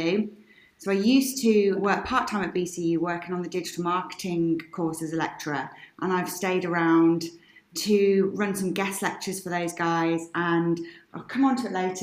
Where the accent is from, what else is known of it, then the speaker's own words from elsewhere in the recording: West Midlands, United Kingdom; also born or lived in Birmingham; I'm a Brummie. I'm from the West Midlands, and I've lived in Birmingham for the last 7 years.